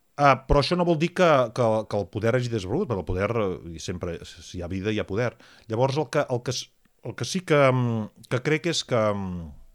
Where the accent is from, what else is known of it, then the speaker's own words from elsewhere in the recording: Catalonia, Spain; nosaltres, eh, com a catalans